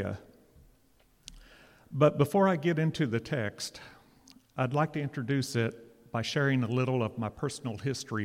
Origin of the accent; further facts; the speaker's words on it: Catoosa, Oklahoma, United States; I grew up in Catoosa, or a little bit east of Catoosa